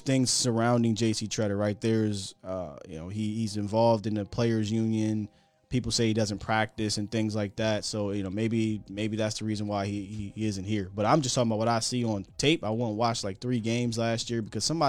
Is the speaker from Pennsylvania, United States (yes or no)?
yes; Harrisburg, Pennsylvania, United States; moved away; I'm from Harrisburg.